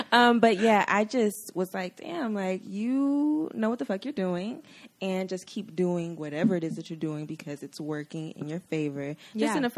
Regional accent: Atlanta, Georgia, United States; Ooh, but I am from Atlanta.

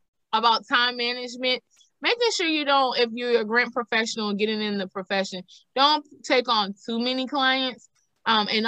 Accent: the South, United States; I'm a thick girl and I'm from the South

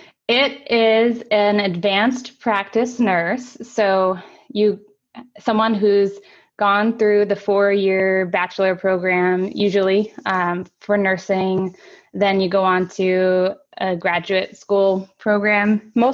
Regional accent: Tokyo, Japan; So I grew up in Tokyo. My parents are both teachers. We moved there for my dad's job as an English professor.

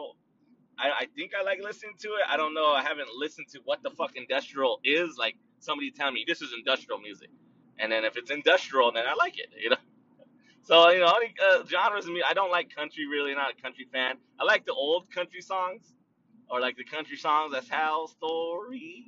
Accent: United States; I'm Chicano, Mexican-American, or American-Mexican, whatever. I was born in America, so my nationality technically is American

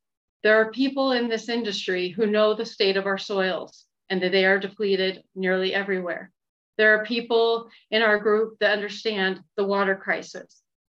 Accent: York County, Nebraska, United States; I'm from York County, Nebraska. I'm a descendant of homesteaders on a farm that is a descendant of homesteaders.

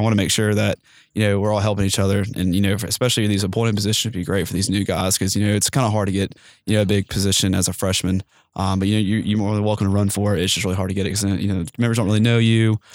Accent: Mississippi Gulf Coast, United States; also born or lived in Starkville, Mississippi; I'm originally from the Gulf of Mexico, on the Mississippi Gulf Coast.

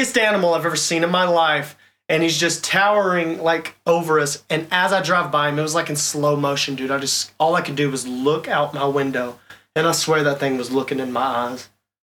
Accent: Texas, United States; I'm from Texas

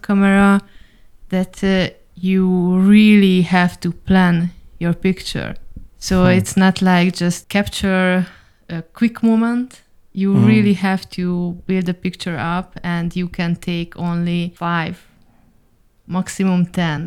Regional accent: Hungary; moved away as an adult; also born or lived in Dubai; now in Berlin, Germany; we are originally from Hungary

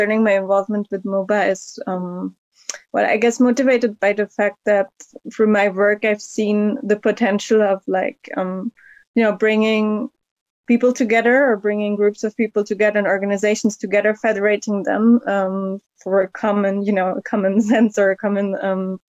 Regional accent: Hungary; moved away; I'm originally from Hungary. So of course, it's also a nice way of, you know, linking back to where I was born, where my family is

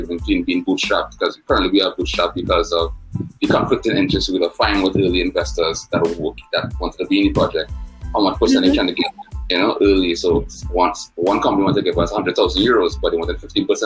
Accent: Trinidad & Tobago; I'm from Trinidad and Tobago in the Caribbean.

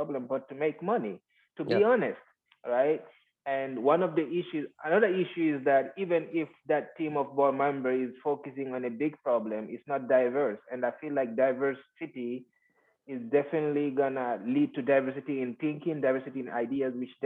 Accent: Guinea; moved away; the street that I grew up in Guinea, right. West Africa

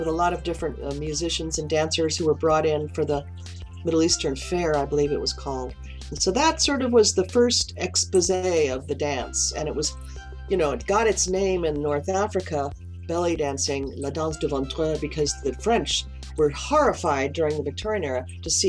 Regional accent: U.S. Virgin Islands; also born or lived in New York City, United States; now in Santa Barbara, United States; I was born in New York City, raised in the Virgin Islands, so I am a West Indian woman

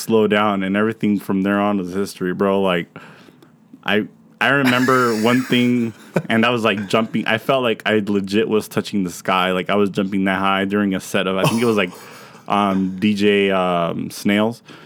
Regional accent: Pomona, California, United States; moved away; my hometown in Pomona.

